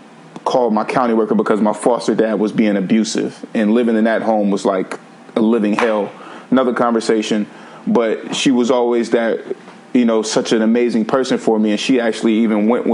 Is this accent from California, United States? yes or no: yes; Vallejo, California, United States; we were moving to Vallejo, which is where I grew up in California, primarily from the age of 5 until 18